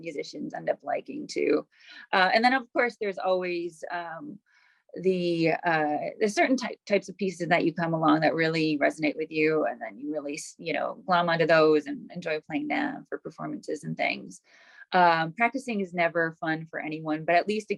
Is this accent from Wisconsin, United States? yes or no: yes; Wauwatosa, Wisconsin, United States; also born or lived in Milwaukee; I grew up in mostly Wauwatosa, on the east side of Wauwatosa, and I now live on the west side of Wauwatosa